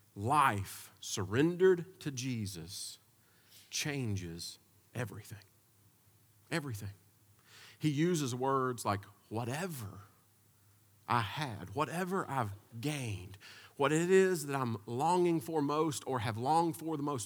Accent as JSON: {"language": "English", "country": "United States", "said": "As American people"}